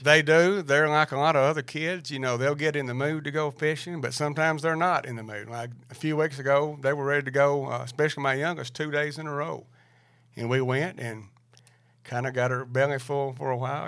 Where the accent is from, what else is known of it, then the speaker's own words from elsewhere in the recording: Lincoln County, Tennessee, United States; I'm from Lincoln County in Macburg, Chicken Creek